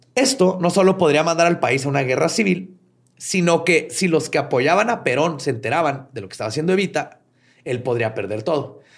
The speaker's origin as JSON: {"language": "Spanish", "country": "Mexico", "said": "acá en México"}